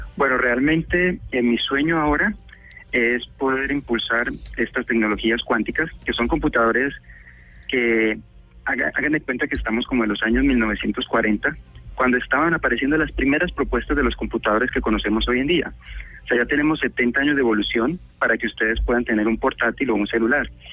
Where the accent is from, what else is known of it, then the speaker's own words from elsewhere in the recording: Cali, Valle del Cauca, Colombia; moved away as an adult; now in United States; soy caleño